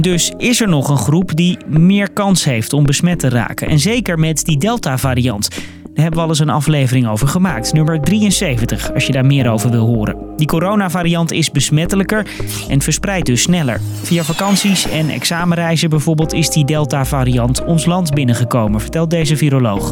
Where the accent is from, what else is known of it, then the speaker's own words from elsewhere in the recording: Netherlands; als Nederlanders